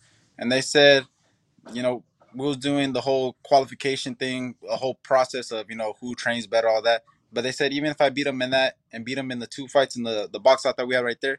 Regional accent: Upland, California, United States; I mean, I was born here in the United States, in Upland. But my father got Nicaragua blood in him and my mom got Mexican blood in her.

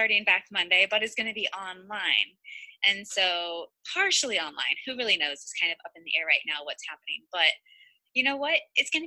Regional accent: Ohio, United States; I'm from Ohio

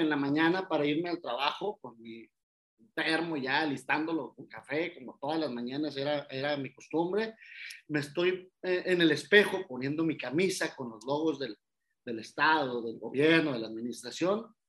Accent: Reynosa, Tamaulipas, Mexico; moved away as an adult; also born or lived in Ciudad Victoria, Tamaulipas; yo soy originario de Ciudad Reynosa, Tamaulipas

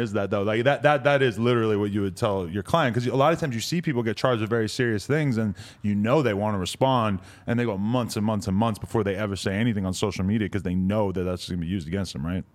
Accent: Nashua, New Hampshire, United States; I grew up in Nashua, New Hampshire, about forty-five minutes outside of Boston

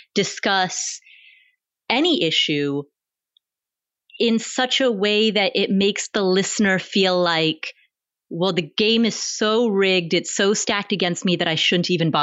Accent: Kathmandu, Bagmati, Nepal; born there; you and I are both from immigrant families. I was born in Kathmandu, Nepal. And so being from an immigrant family

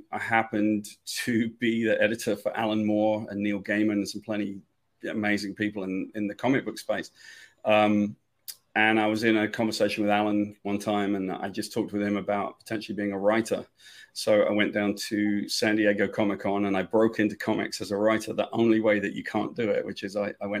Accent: United Kingdom; moved away as an adult; now in United States; I'm from Great Britain and I came to the States when I was young. I was 20 years old.

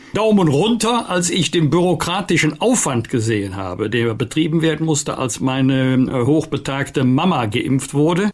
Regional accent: Bergisch Gladbach, North Rhine-Westphalia, Germany; ich komme aus Bergisch Gladbach, eine Stadt des Papiers.

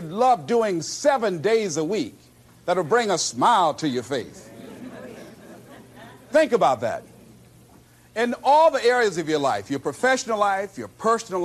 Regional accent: Miami, Florida, United States; I was born in Liberty City on a floor on 62nd Street, my twin brother and me

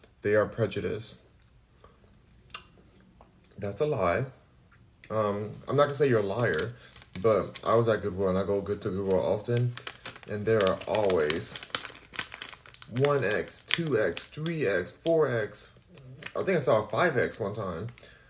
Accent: Cincinnati, Ohio, United States; Only because I'm from Cincinnati.

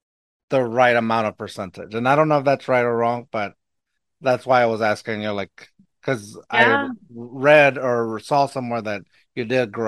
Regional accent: Eagle Pass, Texas, United States; accent: Mexican; Where I grew up in Eagle Pass, it's a border town, yes, where it's mostly Hispanic, mostly Mexican American

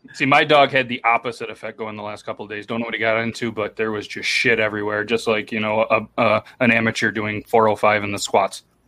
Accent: New York, United States; I've been in New York pretty much my whole life

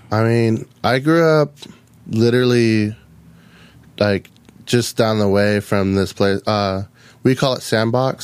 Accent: Lahaina, Hawaii, United States; moved away; I was born and raised on Maui

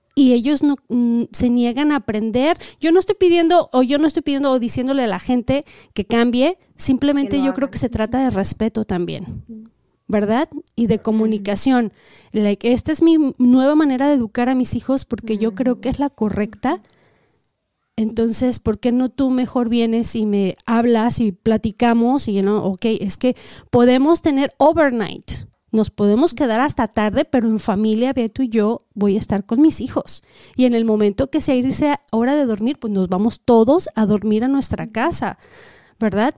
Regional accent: Mexico; now in United States; nosotros venimos de México

